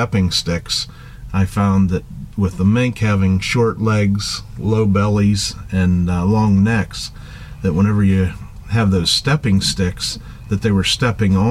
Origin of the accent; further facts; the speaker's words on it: Punxsutawney, Pennsylvania, United States; from Punxsutawney, Pennsylvania